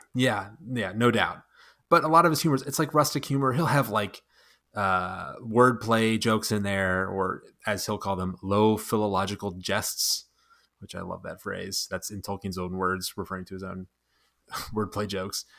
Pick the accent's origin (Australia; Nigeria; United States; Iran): United States; also born or lived in Phoenix, Arizona; I'm an American. We call it soccer here